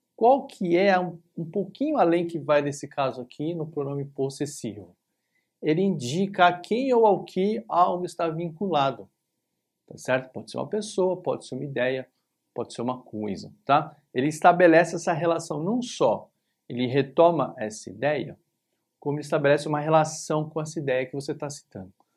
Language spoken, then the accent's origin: Portuguese; São Paulo, Brazil; aqui em São Paulo, onde eu tô, onde eu nasci, cresci